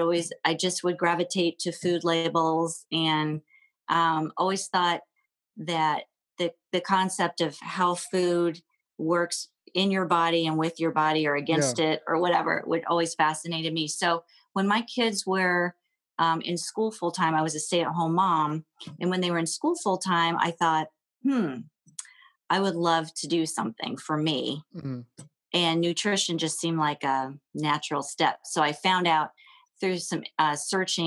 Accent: Columbus, Ohio, United States; also born or lived in Dayton, Ohio / Cleveland, Ohio; I was born and raised in Columbus, Ohio

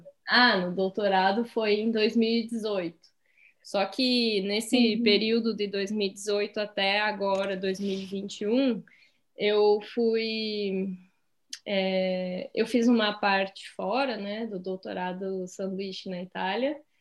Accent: Rio Grande do Sul, Brazil; moved away; eu sou do Rio Grande do Sul, eu sou gaúcha

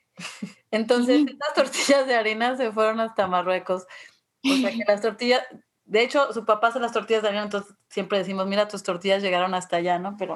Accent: Mexico City, Mexico; yo crecí en la Ciudad de México

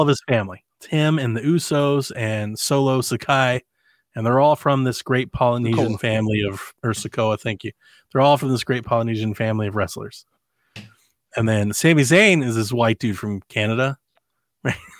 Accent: Cleveland, Ohio, United States; I'm from Cleveland.

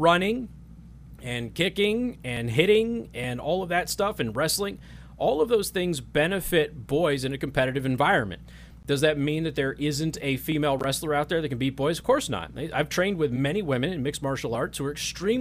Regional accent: Las Vegas, Nevada, United States; I grew up in Las Vegas

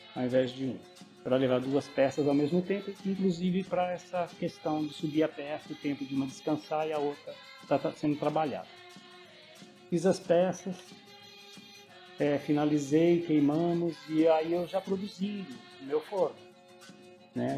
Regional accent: Piraju, São Paulo, Brazil; now in Caraguatatuba, Brazil; sou natural de Piraju

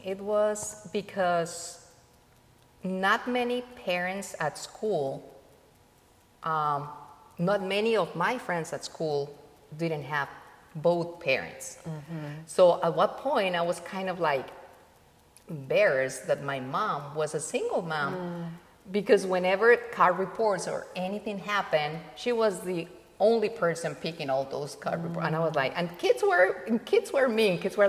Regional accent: Colombia; born there; Well, yeah, I was born in Colombia. Almost 51 years ago.

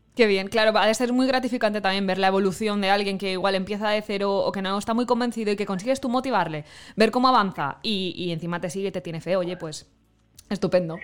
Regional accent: near Xàtiva, Valencian Community, Spain; yo soy de, cerquita de Jativa

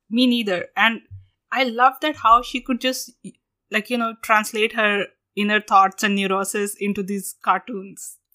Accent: India; moved away as an adult; now in United States; we are from India, our accents are somehow like lesser

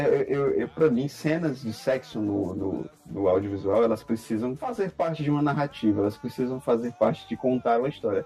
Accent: Brazil; a gente é brasileiro na política

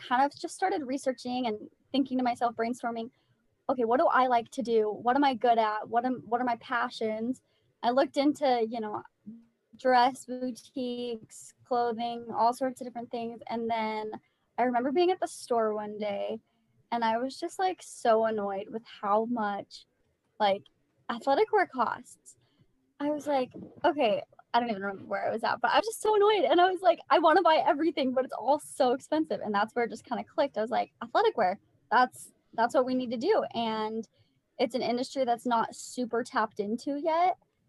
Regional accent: Las Vegas, Nevada, United States; like Sadie said. I'm from Las Vegas and I live here with my husband.

